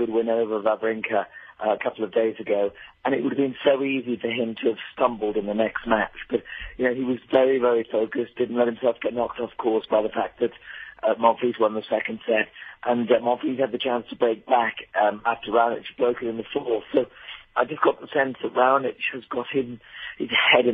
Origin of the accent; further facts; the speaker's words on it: United Kingdom; as a Brit